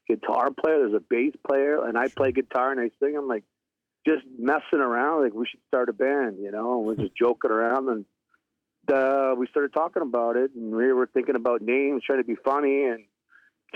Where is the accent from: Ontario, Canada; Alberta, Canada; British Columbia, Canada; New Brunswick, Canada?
New Brunswick, Canada; Nagukuk, Wolastoq Nation; And and I'm from Nagukuk